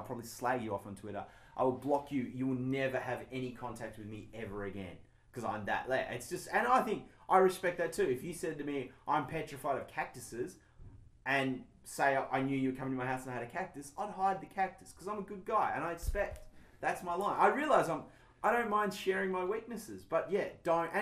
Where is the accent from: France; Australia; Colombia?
Australia; Tasmania; moved away as an adult; I grew up in Tasmania